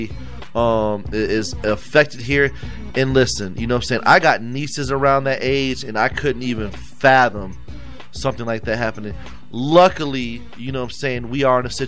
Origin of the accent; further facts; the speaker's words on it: Florida, United States; I'm from Florida